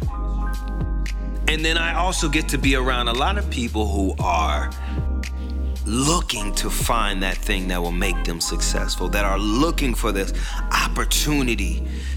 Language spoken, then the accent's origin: English; Tampa, Florida, United States; my hometown, Tampa, Florida